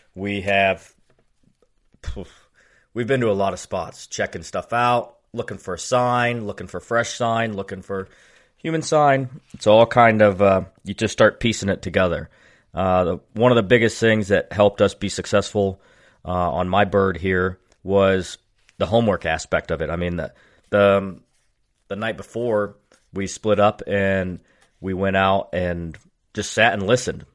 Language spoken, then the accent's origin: English; Dover, Ohio, United States; I am a fireman from Dover, Ohio.